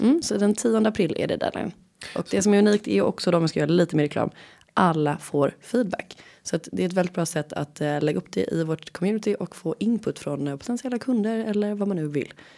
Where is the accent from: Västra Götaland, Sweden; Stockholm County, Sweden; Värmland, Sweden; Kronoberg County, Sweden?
Västra Götaland, Sweden; Gothenburg; accent: Gothenburg dialect; jag är från Göteborg